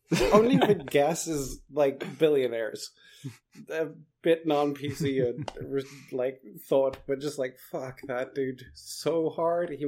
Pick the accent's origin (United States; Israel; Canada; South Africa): South Africa; moved away; also born or lived in England; I've always had this weird accent where even when I was growing up in South Africa, people were like, "Are you from England?"